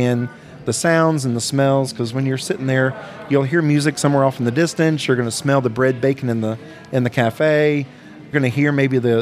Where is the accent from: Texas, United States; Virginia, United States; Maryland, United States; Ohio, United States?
Virginia, United States; Shenandoah Valley; now in Sevier County, Tennessee, United States; where I grew up in Virginia, in the Shenandoah Valley in Virginia